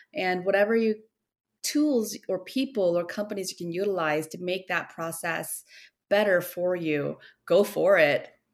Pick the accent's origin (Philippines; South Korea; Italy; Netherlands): South Korea; moved away as an adult; also born or lived in Minnesota, United States; now in United States; I was born in Korea. I was back and forth. Like when I was two years old, that's when my family moved to Minnesota. And I was there till I was 10. And then from 10 to 27, I was in Korea.